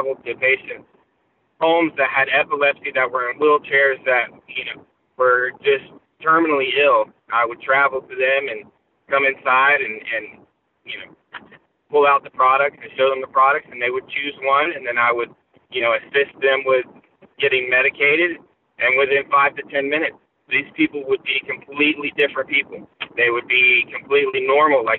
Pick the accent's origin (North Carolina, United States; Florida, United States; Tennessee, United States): Florida, United States; Gainesville; I'm born and raised in Gainesville, lived here my whole life